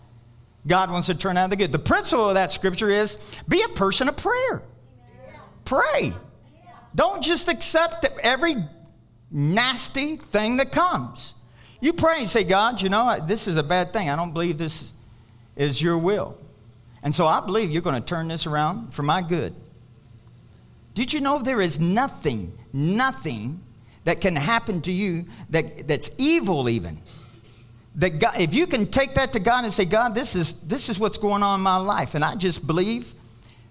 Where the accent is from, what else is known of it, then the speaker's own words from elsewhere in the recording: Kentucky, United States; moved away as an adult; I'm from Kentucky